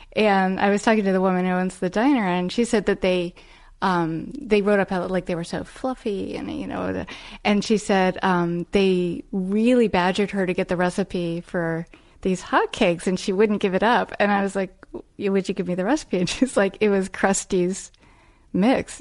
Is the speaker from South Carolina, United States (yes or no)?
no; Arlington, Virginia, United States; I grew up in Arlington, Virginia